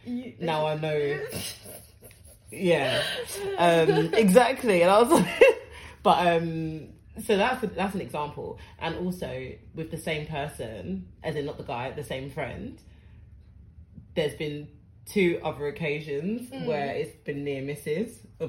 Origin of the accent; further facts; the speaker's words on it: Ghana; No, but I'm from Ghana, it's fine. I love my brothers.